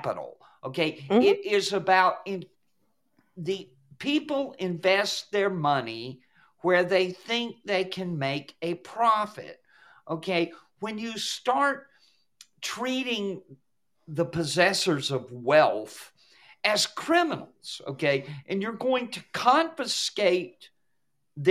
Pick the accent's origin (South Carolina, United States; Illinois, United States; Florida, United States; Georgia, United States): Georgia, United States; I come from Georgia. I grew up in Georgia back in the day when most of the state was still rural